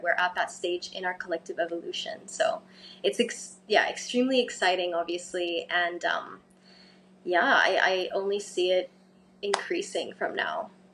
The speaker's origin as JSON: {"language": "English", "town": "Cairo", "region": "Cairo Governorate", "country": "Egypt", "tie": "born or raised there", "moved": "yes", "lives_now": "Bali, Indonesia", "said": "I'm originally half English, half Egyptian, um, born and raised in Cairo"}